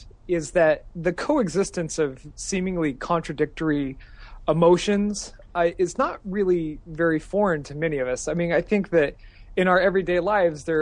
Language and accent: English; Idaho, United States; now in Texas, United States; I'm from Idaho originally